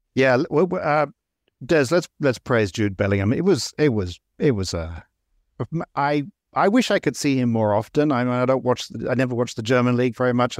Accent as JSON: {"language": "English", "area": "near Brighton", "region": "South East England", "country": "United Kingdom", "tie": "born or raised there", "said": "I grew up fairly near Brighton"}